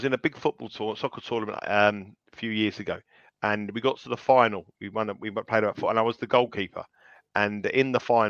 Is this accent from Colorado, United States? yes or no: yes; Colorado, United States; Where are you from? Colorado. But I would have been … from Colorado for that moment with Michael Jordan.